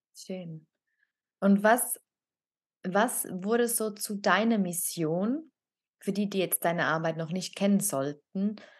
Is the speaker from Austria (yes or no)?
no; Italy; now in Switzerland; ich als Italienerin